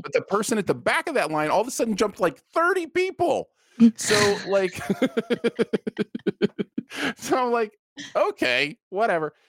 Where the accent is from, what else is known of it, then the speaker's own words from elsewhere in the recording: Michigan, United States; being from Michigan